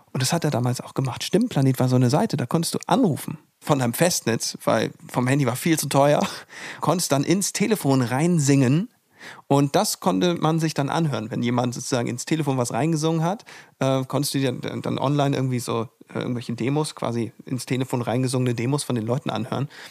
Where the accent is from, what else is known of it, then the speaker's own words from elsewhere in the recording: the North, Northern Germany, Germany; Wir kommen zwar alle hier aus dem Norden